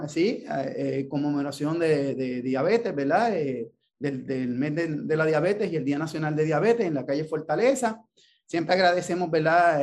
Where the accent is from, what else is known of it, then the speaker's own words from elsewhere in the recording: Ponce, Puerto Rico; yo soy de Ponce.